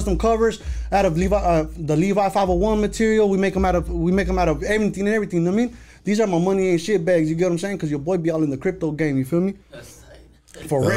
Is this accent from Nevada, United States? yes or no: yes; Las Vegas, Nevada, United States; I grew up on the west side of Vegas